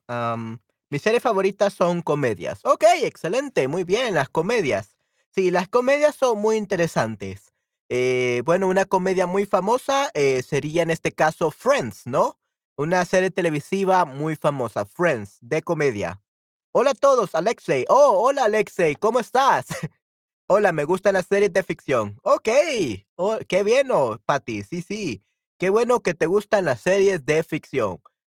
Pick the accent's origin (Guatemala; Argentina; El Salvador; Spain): El Salvador; soy este salvadoreño de El Salvador, latinoamericano